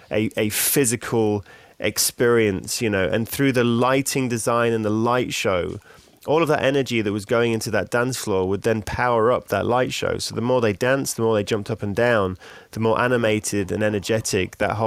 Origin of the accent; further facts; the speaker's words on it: Australia; accent: Australian; now in London, United Kingdom; My Australian accent.